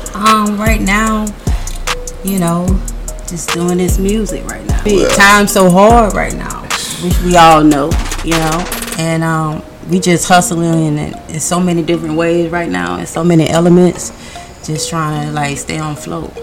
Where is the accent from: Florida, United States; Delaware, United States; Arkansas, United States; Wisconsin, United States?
Florida, United States; Orlando; I'm from Orlando, Florida, FLA.